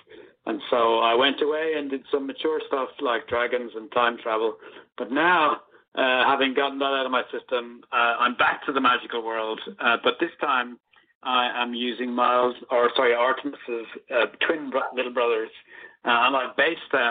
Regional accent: Ireland; when I was going to school back in the 70s and 80s, there really was only one culture in Ireland

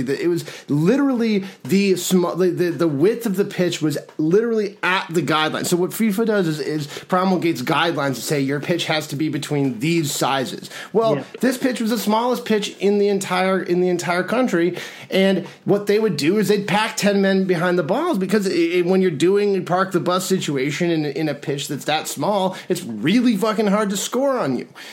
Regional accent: United States; also born or lived in Madrid, Spain / New York; i grew up in this country you know shuttling between this country and spain um, my father's from madrid

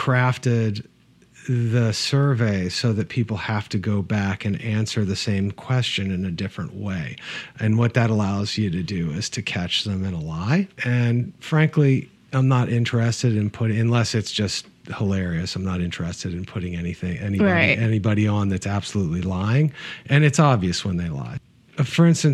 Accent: Midwest, United States; I grew up in the Midwest

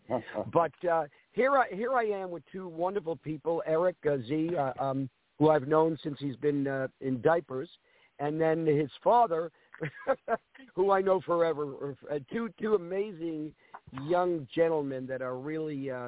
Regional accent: New York City, New York, United States; I was in the restaurant business with my family growing up in New York City

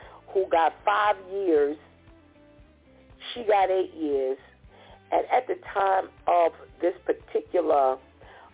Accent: New York City, New York, United States; I'm from the Bronx

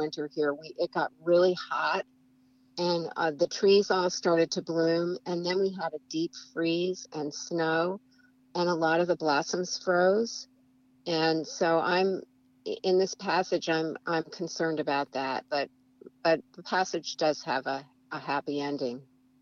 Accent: Vermont, United States; now in Washington, United States; I'm from Vermont where, you know, we have incredible fall foliage in Vermont

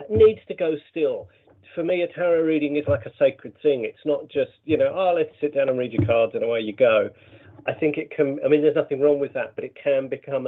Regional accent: Brighton, South East England, United Kingdom; Brighton, which is, you know, my hometown

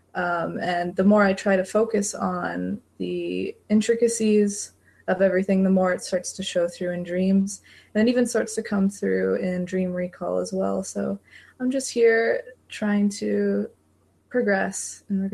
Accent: London, United Kingdom; So I'm from London, just as Brendan and Lacey are.

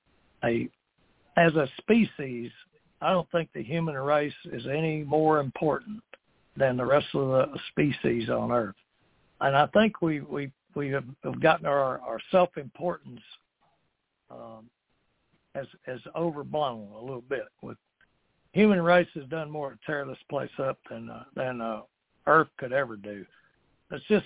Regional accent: Texas, United States; now in Beaumont, United States; down in my hometown here

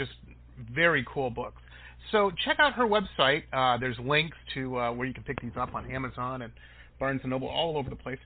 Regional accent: Detroit, Michigan, United States; moved away; also born or lived in Boston / San Diego; I grew up in Detroit

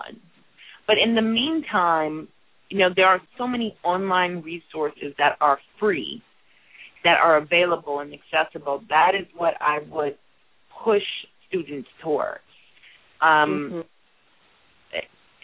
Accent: Milwaukee, Wisconsin, United States; accent: Midwestern; moved away; also born or lived in Minneapolis, Minnesota / New Jersey; I grew up in Milwaukee, was raised in Minneapolis

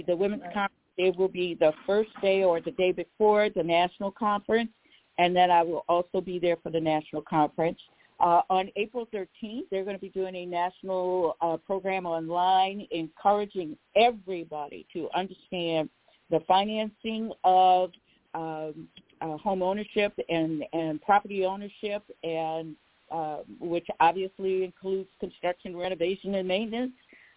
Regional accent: New Orleans, Louisiana, United States; I told you I'm from New Orleans

